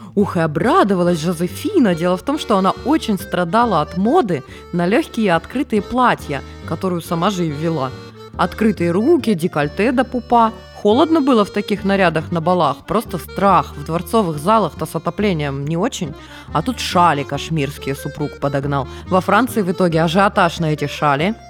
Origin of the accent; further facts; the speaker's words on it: Norilsk, Krasnoyarsk Krai, Russia; moved away; В детстве я жила в Норильске, это крайний север